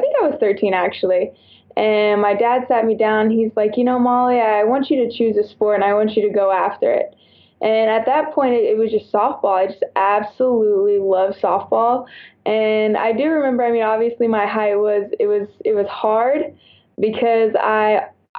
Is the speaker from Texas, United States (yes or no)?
yes; Houston, Texas, United States; also born or lived in San Antonio, Texas / Alabama; I'm originally from Houston